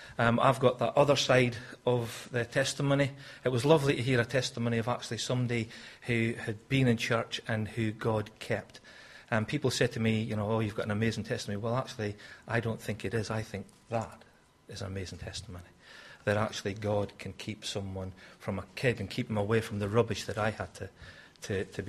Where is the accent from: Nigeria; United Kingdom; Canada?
United Kingdom; Scotland; moved away; I'm obviously from Scotland